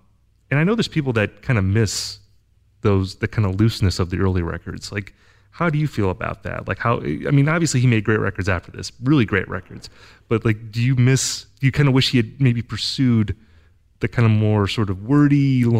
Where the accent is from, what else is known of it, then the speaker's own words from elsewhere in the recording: Wisconsin, United States; I'm from Wisconsin